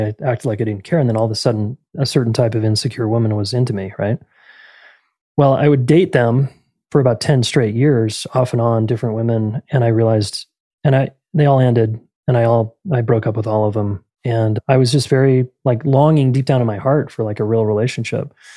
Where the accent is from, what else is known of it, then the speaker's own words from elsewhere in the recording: Salt Lake City, Utah, United States; I'm from Salt Lake City, Utah originally, born and raised